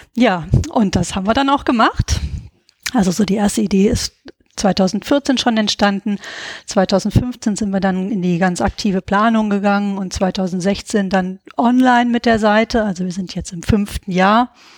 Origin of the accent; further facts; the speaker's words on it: Giessen, Hesse, Germany; moved away as an adult; also born or lived in Berlin; geboren und aufgewachsen bin ich in Gießen.